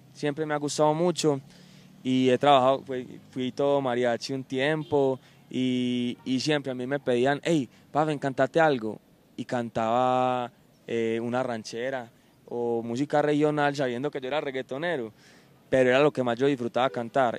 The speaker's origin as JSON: {"language": "Spanish", "town": "Medellín", "region": "Antioquia", "country": "Colombia", "said": "soy cantante acá de Medellín"}